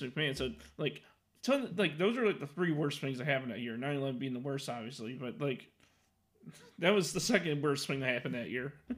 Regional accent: Chicago, Illinois, United States; I'm from Chicago

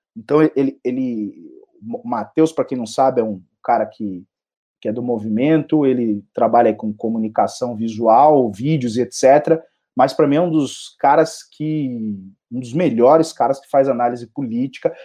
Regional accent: São Paulo, Brazil; eu sou um paulistano, paulista paulistano e São Paulino

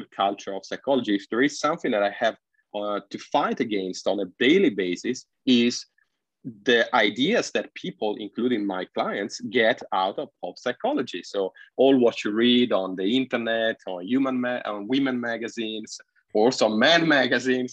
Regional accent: Italy; moved away as an adult; now in Shenzhen, China; the region where I grew up in Italy

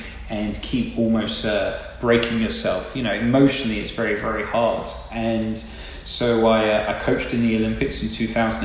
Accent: England, United Kingdom; now in Tampa, United States; So I actually grew up in England, probably tell from my accent

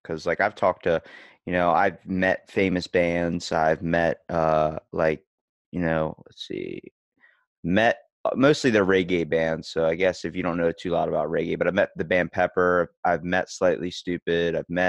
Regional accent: Ocean City, Maryland, United States; I'm from Ocean City, Maryland. So I'm East Coast.

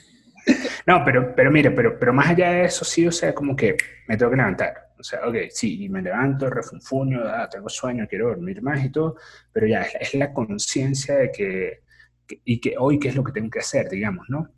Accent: San Cristóbal, Táchira, Venezuela; moved away; Yo soy de San Cristóbal

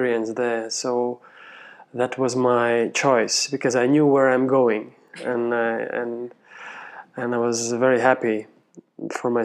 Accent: Riga, Latvia; moved away as an adult; now in Vienna, Austria; from Latvia, from the capital city Riga

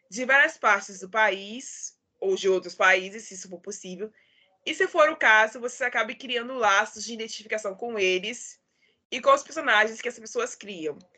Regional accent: Rio de Janeiro, Brazil; Eu sou do Rio de Janeiro e apresento esse podcast literário há dois anos.

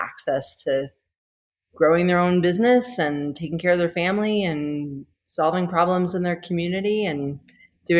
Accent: United States; moved away as an adult; now in Rwanda; I'm American, but have not been in the U.S. As a place of doing work for a very long time.

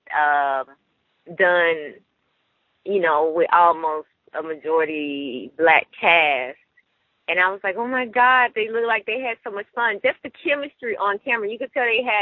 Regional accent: Memphis, Tennessee, United States; moved away; also born or lived in Detroit; I'm actually from Memphis, Tennessee

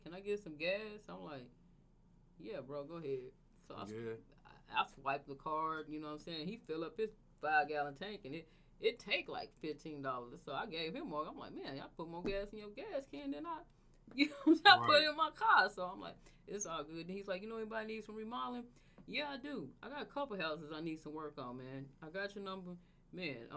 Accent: Tulsa, Oklahoma, United States; I grew up in the hood and I'm from North Tulsa

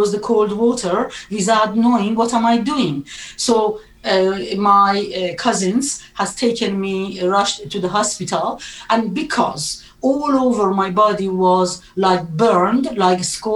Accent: Iran; English is a second language; moved away as an adult; now in United Kingdom; I was born in Iran in a Muslim family and had a very, very wonderful, happy childhood until 1979

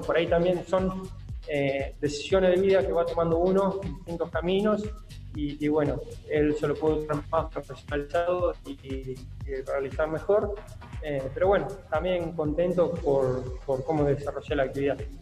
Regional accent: Río Colorado, Río Negro, Argentina; also born or lived in Bahía Blanca / Coronel Pringles; now in Puan, Argentina; desde los tres años me crié y hice todo mi infancia y mi adolescencia en Río Colorado, provincia de Río Negro

